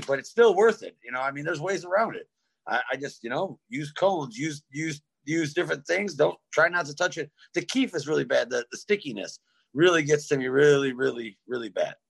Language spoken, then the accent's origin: English; Detroit, Michigan, United States; now in Grayling, United States; I'm from Detroit area. Um, I now live in Grayling.